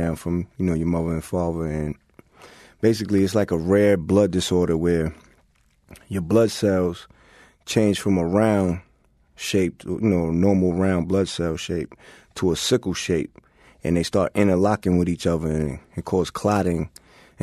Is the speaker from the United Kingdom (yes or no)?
no; New York City, New York, United States; we're from Queens